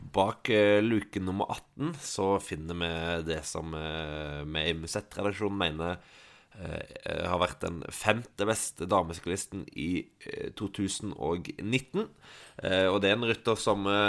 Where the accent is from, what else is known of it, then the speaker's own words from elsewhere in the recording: Stavanger, Rogaland, Norway; now in Oslo, Norway; hjemme i Stavanger